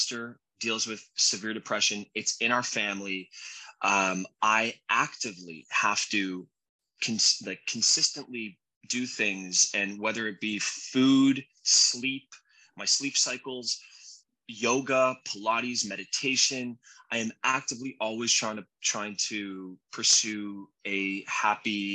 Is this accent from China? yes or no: no; Canada; moved away as an adult; now in United States; I'm Canadian. So I'm a legal immigrant living in the States, and I've been here for 21 years